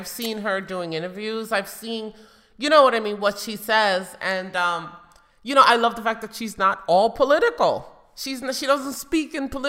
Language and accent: English; New York City, New York, United States; I grew up in the Bronx.